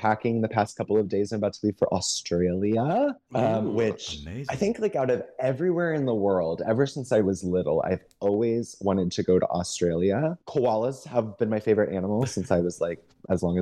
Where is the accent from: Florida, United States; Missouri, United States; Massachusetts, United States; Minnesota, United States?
Missouri, United States; moved away; I'm from Missouri